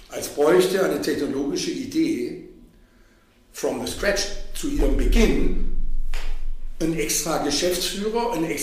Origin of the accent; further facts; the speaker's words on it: Stuttgart, Baden-Württemberg, Germany; also ich komme aus Stuttgart, da lernt man Geld zusammenzuhalten. Und das ist tief in meinem Blut drin als Stuttgarter Unternehmersohn.